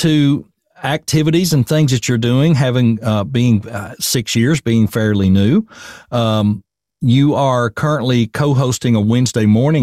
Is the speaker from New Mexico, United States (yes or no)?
no; Tennessee, United States; accent: Southern; It's harder for us to not speak Southern, I think, than people to come here and adjust a little bit